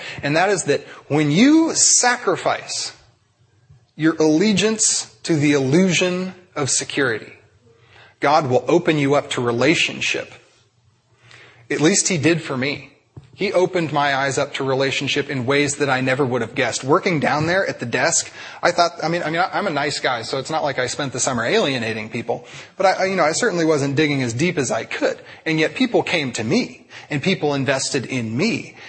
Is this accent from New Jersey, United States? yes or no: yes; Princeton, New Jersey, United States; I'm going to move out and I'm going to be a street missionary because I'm from Princeton.